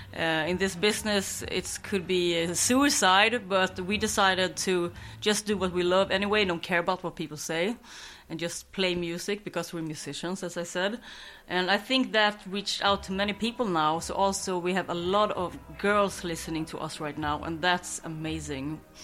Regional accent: Skåne, Sweden; English is a second language; moved away; my hometown in Skåne to visit my mother

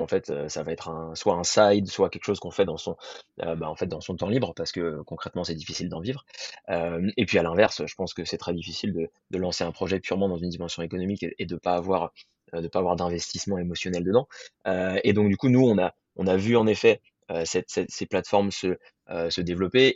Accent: Paris, Île-de-France, France; moved away as an adult; also born or lived in Germany / Annecy; moi je viens de Paris à la base

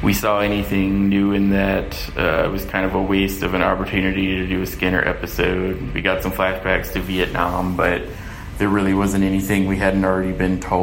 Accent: Denton, Texas, United States; I'm from Denton, Texas

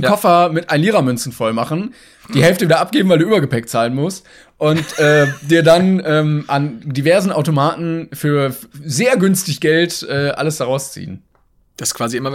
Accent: Regensburg, Bavaria, Germany; bei uns in Regensburg

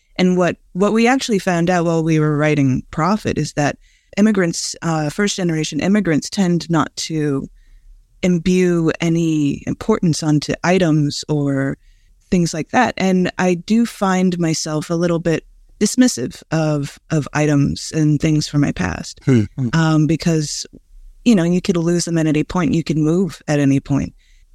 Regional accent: San Francisco, California, United States; also born or lived in Los Angeles; I'm originally from San Francisco. My father's from Dublin, and we moved back and forth a lot of the time.

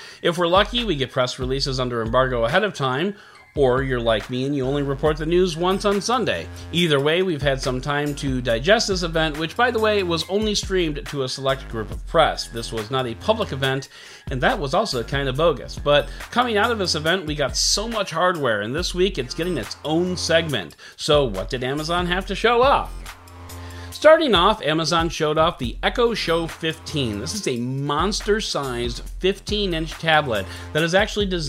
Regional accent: Illinois, United States; my home state of Illinois

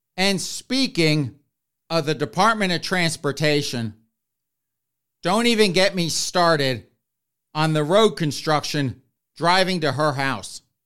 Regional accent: the South, United States; I grew up in the South

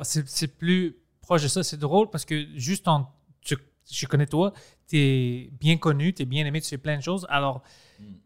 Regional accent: Greece; accent: Greek; French is a second language; moved away; je parle français comme un grec. Je parle français en grec

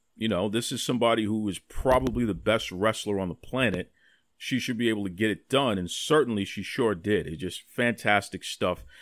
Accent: Boston, Massachusetts, United States; growing up in Mattapan, the neighborhood of Mattapan, over ninety percent black here

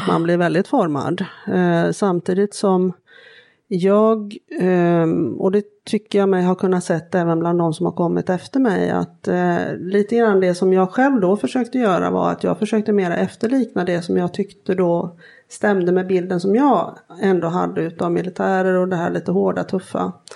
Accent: outside Gothenburg, Västra Götaland, Sweden; uppvuxen eh, utanför Göteborg, jag är enda barnet. Och och eh, bodde först inne i Göteborg tills jag var sju år

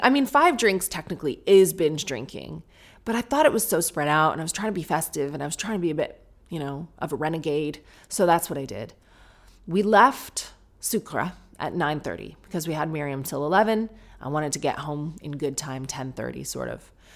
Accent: United Kingdom; I'm being British

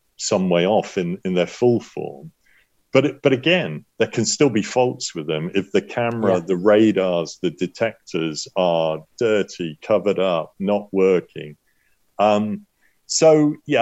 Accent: United Kingdom; accent: British; also born or lived in Los Angeles, United States; my British accent

